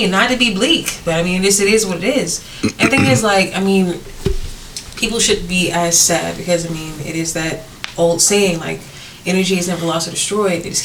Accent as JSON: {"language": "English", "region": "the South", "country": "United States", "accent": "southern", "said": "oh, my southern accent is coming back"}